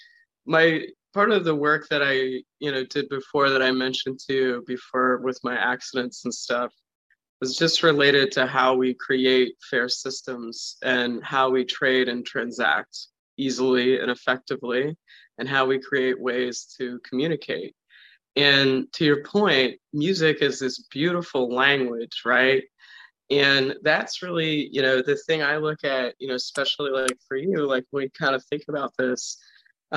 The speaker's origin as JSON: {"language": "English", "region": "East Coast", "country": "United States", "moved": "yes", "said": "I come from the East Coast"}